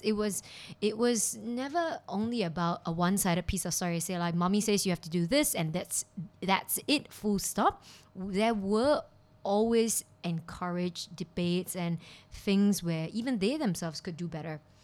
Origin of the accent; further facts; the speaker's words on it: Kuala Lumpur, Malaysia; moved away as an adult; now in Hong Kong; I'm from Kuala Lumpur, Malaysia